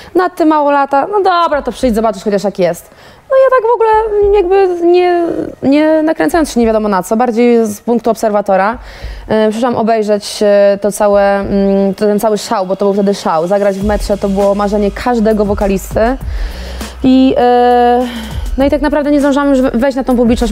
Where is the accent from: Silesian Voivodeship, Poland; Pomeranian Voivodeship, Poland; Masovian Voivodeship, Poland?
Masovian Voivodeship, Poland; Ciechanów; zabrać mnie do domu o tej 23 do Ciechanowa